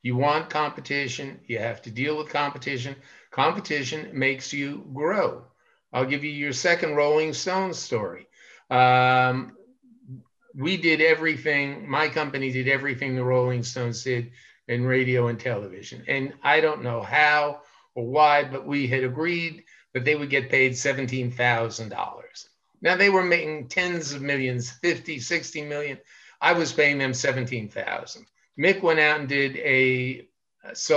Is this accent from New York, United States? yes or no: yes; New York City, New York, United States; I'm from Brooklyn, New York, and I started out in a very tough Italian neighborhood, and fighting in the street was something that we did all the time